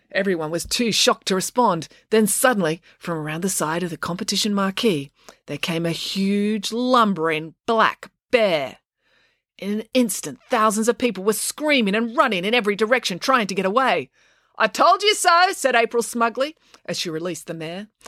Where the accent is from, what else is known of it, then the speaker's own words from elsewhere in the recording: Sydney, New South Wales, Australia; where I grew up in Sydney in the 80s and 90s in northwestern Sydney.